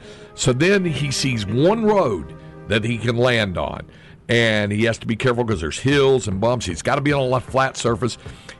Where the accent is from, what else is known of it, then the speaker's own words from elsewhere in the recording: North Carolina, United States; So Piedmont used to be a full-fledged airline where I was growing up in North Carolina, but now it's just a regional jet service thing.